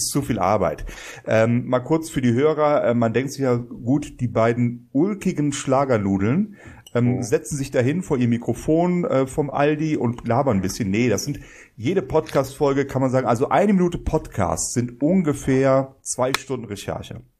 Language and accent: German; Bonn, North Rhine-Westphalia, Germany; Als Bonner sage ich